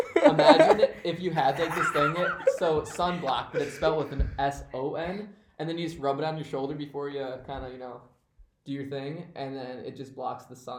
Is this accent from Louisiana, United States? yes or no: no; Albert Lea, Minnesota, United States; also born or lived in Bethesda, Maryland; And then I'm from Albert Lea, Minnesota. Okay. But I'm actually, before that, I'm from Maryland.